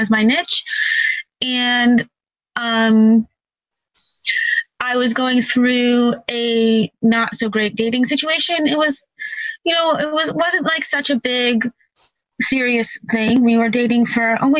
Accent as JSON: {"language": "English", "region": "New York", "country": "United States", "said": "I'm from New York"}